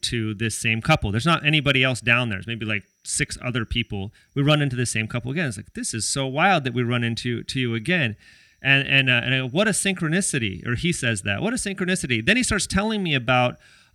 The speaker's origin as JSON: {"language": "English", "region": "California", "country": "United States", "tie": "born or raised there", "moved": "yes", "lives_now": "Hawaii, United States", "said": "where I grew up in California, also in the hood"}